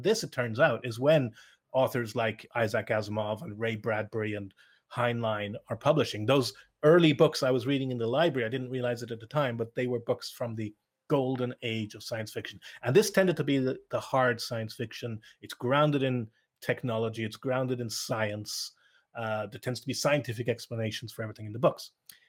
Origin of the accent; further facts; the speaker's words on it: Ireland; And it's also going to be a very Western view because I grew up in Ireland, a Western country.